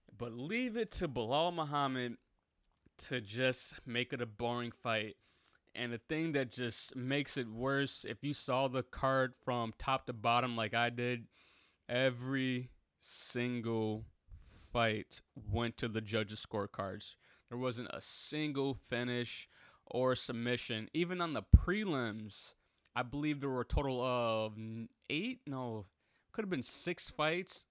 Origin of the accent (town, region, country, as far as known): Chicago, Illinois, United States